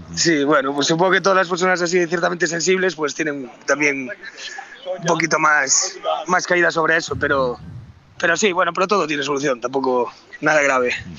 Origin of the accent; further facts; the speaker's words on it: Galicia, Spain; also born or lived in Madrid; me marché para Galicia y ahí me volví a enamorar otra vez de, mi tierra